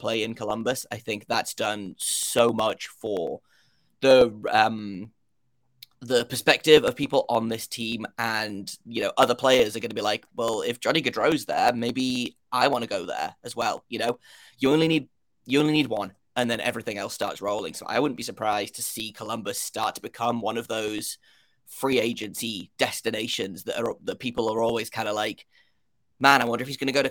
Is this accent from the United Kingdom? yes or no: yes; United Kingdom